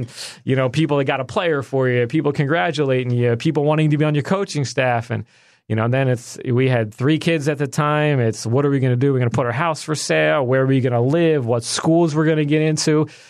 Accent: Villanova, Pennsylvania, United States; I'm a suburban Philadelphia guy, but I could, where are you from? Philly. I'd say Philly, but you know, I really grew up outside of Philly by Villanova

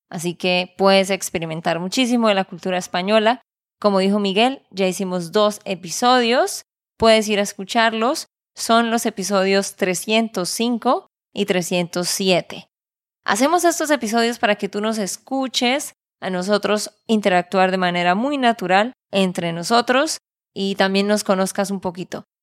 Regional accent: Santander, Colombia; de Santander, Colombia.

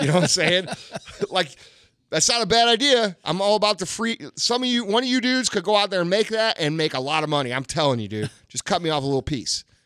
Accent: St. Louis, Missouri, United States; I'm this motherfucker from Saint Louis

